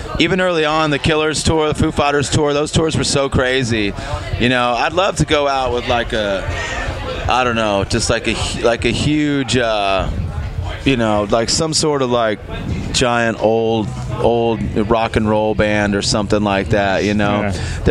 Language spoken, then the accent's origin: English; Los Angeles, California, United States; I grew up in East